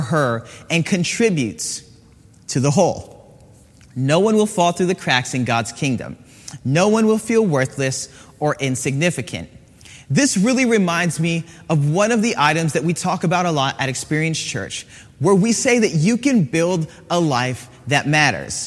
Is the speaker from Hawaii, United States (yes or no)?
yes; Hawaii, United States; I grew up in Hawaii